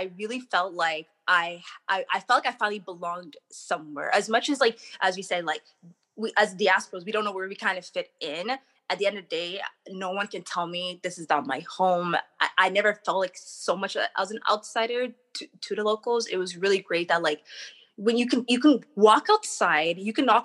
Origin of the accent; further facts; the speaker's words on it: Canada; moved away as an adult; also born or lived in Somalia; I was born and raised in Canada. I moved to Somalia when I was 21 years old